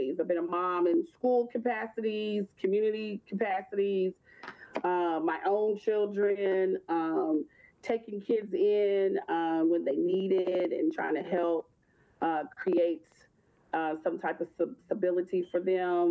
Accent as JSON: {"language": "English", "town": "Louisville", "region": "Kentucky", "country": "United States", "tie": "born or raised there", "also_born_or_lived": "Bowling Green, Kentucky", "said": "I am from Louisville, Kentucky."}